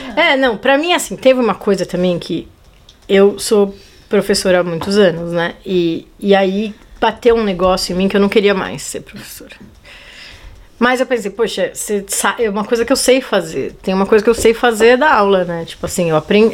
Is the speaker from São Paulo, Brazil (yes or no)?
yes; São Paulo, Brazil; moved away as an adult; also born or lived in Portugal; eu sou de São Paulo